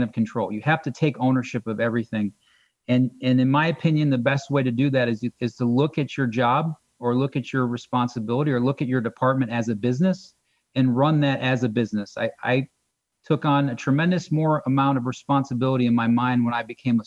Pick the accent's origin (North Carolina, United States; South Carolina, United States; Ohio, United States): Ohio, United States; Akron; I'm from Northeast Ohio. I'm an Akron guy.